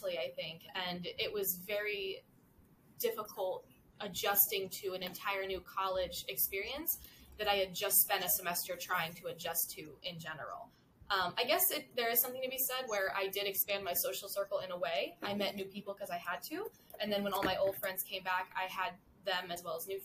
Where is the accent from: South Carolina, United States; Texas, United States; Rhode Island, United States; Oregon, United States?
South Carolina, United States; moved away as an adult; now in New Jersey, United States; I am not from Jersey, like you said. I'm actually from South Carolina, which is quite a distance, quite a journey to get here.